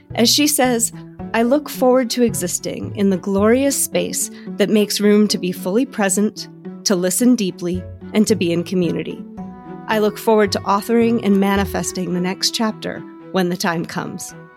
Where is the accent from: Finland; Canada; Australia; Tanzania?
Tanzania; Arusha; also born or lived in Botswana; now in United States; I grew up in Tanzania, so I was, like, in those smaller areas, like, in Arusha and outside